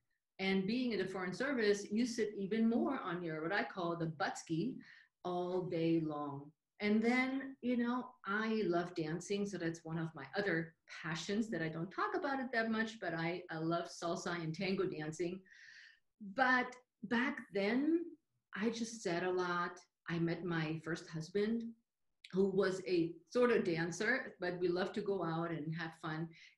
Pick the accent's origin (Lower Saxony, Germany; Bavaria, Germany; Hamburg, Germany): Bavaria, Germany; Munich; English is a second language; now in United States; But I moved from Germany, from the southern part of Germany, from the Munich area to the U.S. over 32, 33 years by now.